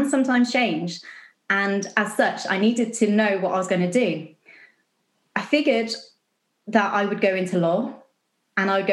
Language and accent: English; Basingstoke, South East England, United Kingdom; moved away as an adult; now in Dumbarton, United Kingdom; I grew up in Basingstoke, south coast of England